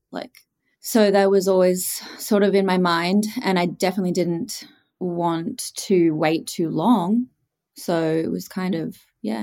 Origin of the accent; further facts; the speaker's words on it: Australia; accent: Australian; Australian, as you can probably tell from my accent. So I grew up there and lived there for all my life, and I am from a small coastal town